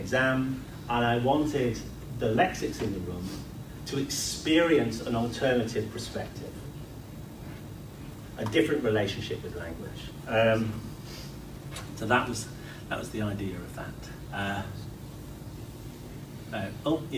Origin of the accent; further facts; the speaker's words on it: Leeds, Yorkshire and the Humber, United Kingdom; I'm from Leeds, so that's how come I'm here